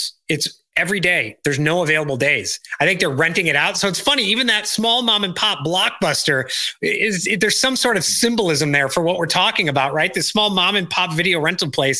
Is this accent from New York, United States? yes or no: no; DuPage County, Illinois, United States; I growing up in DuPage County, Illinois, I remember another company, Lucent